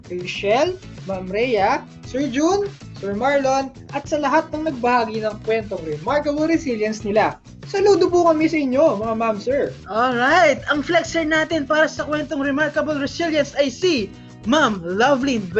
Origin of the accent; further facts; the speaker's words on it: Calabarzon, Philippines; ay, 3 months din ako bago nakauwi sa amin sa Batangas.